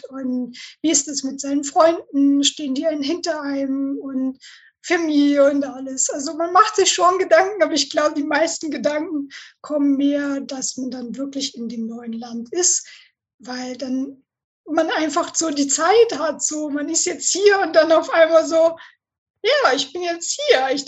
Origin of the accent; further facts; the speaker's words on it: Northern Germany, Germany; ich komme aus Norddeutschland und wir sind halt, wir reden, was wir müssen.